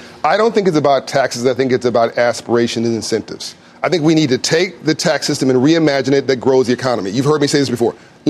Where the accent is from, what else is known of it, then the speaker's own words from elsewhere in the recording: Compton, California, United States; I grew up in Compton in South Central.